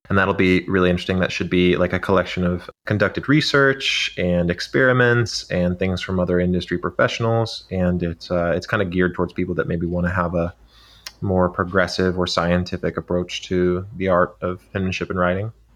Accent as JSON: {"language": "English", "region": "Arizona", "country": "United States", "tie": "born or raised there", "said": "we were in Arizona and it was, um, like a early morning on a January day and we were climbing this, uh, rise out behind my hometown"}